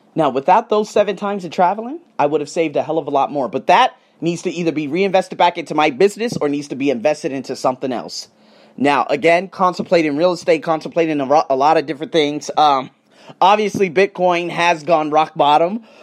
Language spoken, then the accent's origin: English; United States; I'm from America